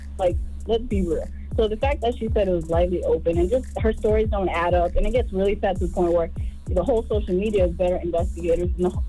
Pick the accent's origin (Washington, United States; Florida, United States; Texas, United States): Texas, United States; Dallas; You know, because I'm from Dallas or whatever.